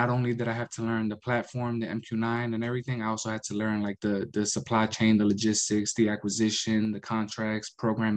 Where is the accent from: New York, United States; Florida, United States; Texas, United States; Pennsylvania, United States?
New York, United States; moved away as an adult; now in Warner Robins, United States; I'm originally from New York